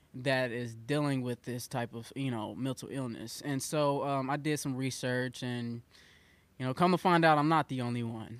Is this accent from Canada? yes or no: no; Mounds, Illinois, United States; now in Carbondale, United States; I was raised over in Mounds, Illinois.